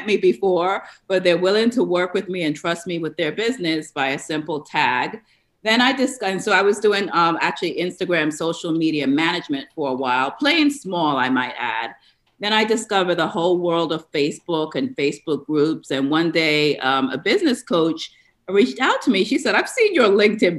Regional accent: New York, United States; moved away as an adult; also born or lived in Atlanta, United States; now in Tampa Bay, United States; I'm actually a New Yorker by where I grew up. I live in the Florida area now

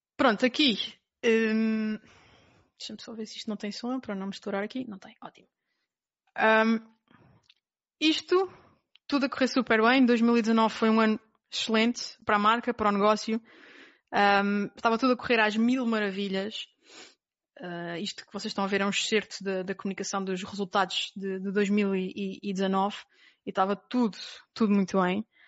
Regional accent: Terceira Island, Azores, Portugal; moved away as an adult; eu nasci na Ilha Terceira, nos Açores. Portanto, vivi até aos 18 anos na Ilha Terceira

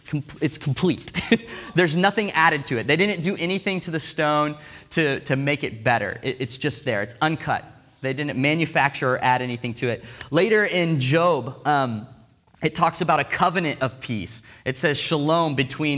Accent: Portland, United States; now in Seattle, United States; I'm from Portland

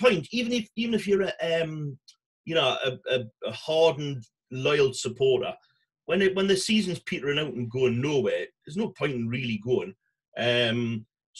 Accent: Blaydon-on-Tyne, North East England, United Kingdom; I was brought up in Bladen on Tyne

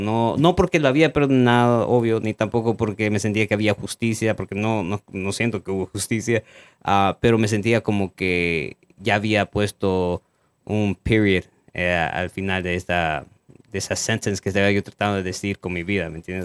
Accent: El Salvador; moved away; de donde yo soy

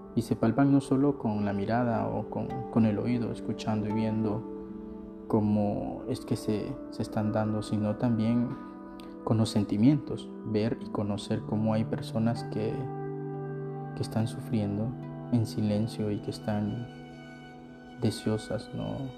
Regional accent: San Pedro Sula, Cortés, Honduras; yo regresé a mi ciudad natal, San Pedro Sula

